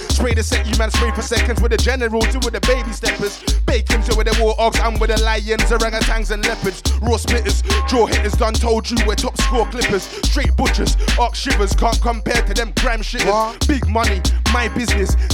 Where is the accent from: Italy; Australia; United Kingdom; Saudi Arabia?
United Kingdom; Brixton, London; Getting up at Brixton and Stockwell, cause I'm from Brixton. I'm from Stockwell, fam. Border the Brixton and Stockwell.